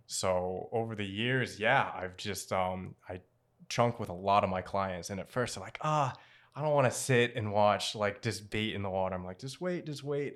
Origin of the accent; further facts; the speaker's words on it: Portsmouth, Rhode Island, United States; Native Rhode Islander, born and raised, um, I grew up in Portsmouth, Rhode Island